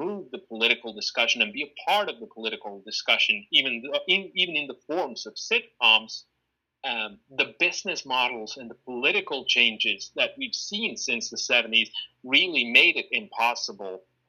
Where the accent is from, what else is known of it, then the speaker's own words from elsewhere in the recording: Finland; growing up in Finland in the 1990s, from a very early age